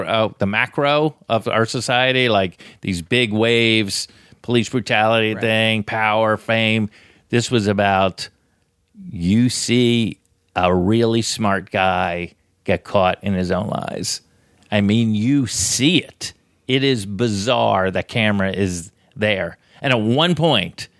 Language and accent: English; Florida, United States; Ever since I was a kid growing up in Florida